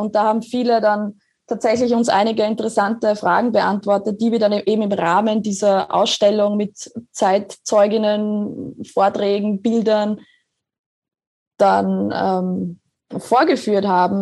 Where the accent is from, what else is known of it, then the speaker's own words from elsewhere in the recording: Grodnau, Burgenland, Austria; also born or lived in Oberwart; now in Vienna, Austria; mein Elternhaus, also wo ich aufgewachsen bin, ist genau zwischen den zwei Kirchtürmen